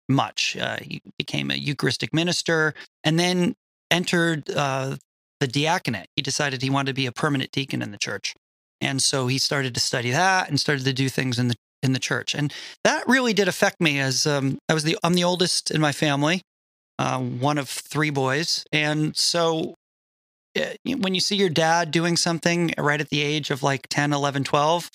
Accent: Connecticut, United States; I was raised Roman Catholic in Connecticut

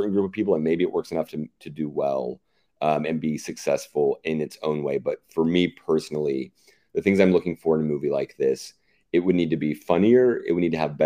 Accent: the Bible Belt, United States; moved away; growing up in the Bible Belt

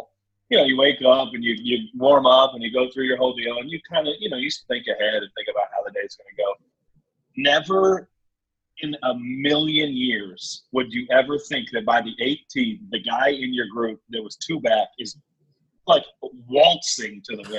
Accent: Overland Park, Kansas, United States; now in Dallas, United States; Camden, New Jersey, I reside in Dallas, and my hometown is Overland Park, Kansas.

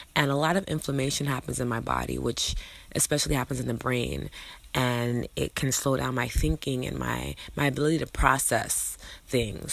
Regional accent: New York City, New York, United States; I'm from New York City

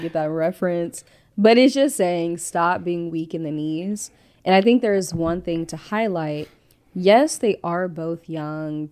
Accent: Compton / Victorville, California, United States; also born or lived in Inglewood, California; I was born in Inglewood. I grew up in Compton, California, and I was raised in Victorville, California

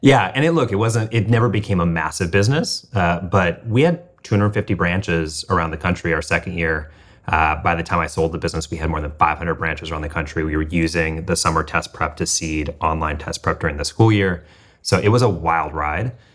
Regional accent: Midwest, United States; moved away; I grew up middle class in the Midwest

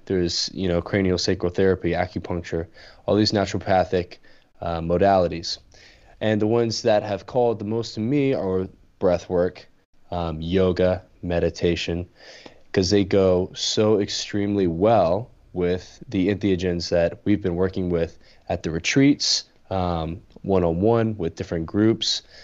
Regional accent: Louisiana, United States; growing up in Louisiana

